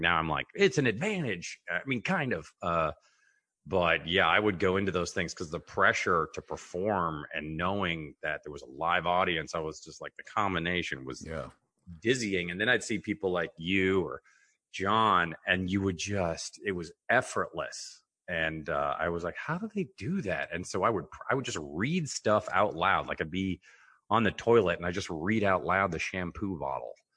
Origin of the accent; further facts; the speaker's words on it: Mercer Island, Washington, United States; also born or lived in Rome, Italy; we grew up on Mercer Island.